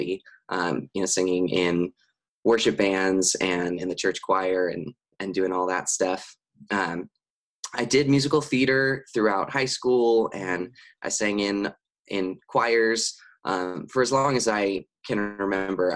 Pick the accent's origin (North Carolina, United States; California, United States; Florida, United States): California, United States; San Dimas; I grew up in San Dimas, California, which is about 30 minutes out of Los Angeles